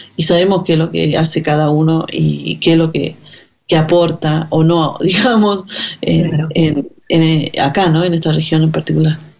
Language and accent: Spanish; Finca Santiago, Iruya, Salta, Argentina; moved away; Yo nací en la comunidad indígena de Finca Santiago, que queda en el departamento de Irulla, en la provincia de Salta